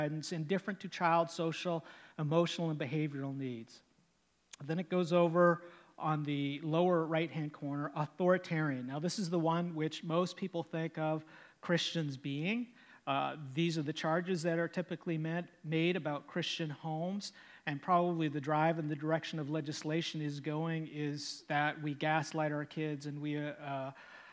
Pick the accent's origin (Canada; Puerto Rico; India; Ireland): Canada; I'm Canadian